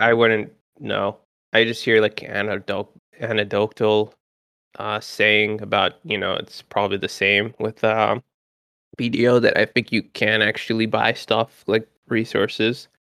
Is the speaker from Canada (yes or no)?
yes; Canada; I'm from Canada